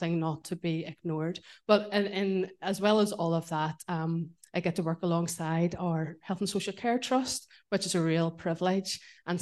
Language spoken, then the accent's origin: English; Belfast, Northern Ireland, United Kingdom; moved away as an adult; now in Portadown, United Kingdom; I'm really Belfast born and bred